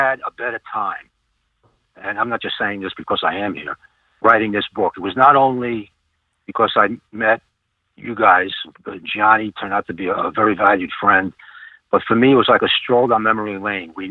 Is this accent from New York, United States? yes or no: yes; New York City, New York, United States; moved away as an adult; now in southwestern Pennsylvania, United States; I'm a New Yorker